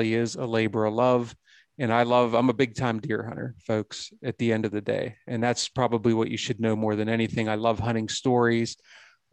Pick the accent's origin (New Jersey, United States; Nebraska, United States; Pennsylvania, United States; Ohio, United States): Pennsylvania, United States; Western; I grew up in Western Pennsylvania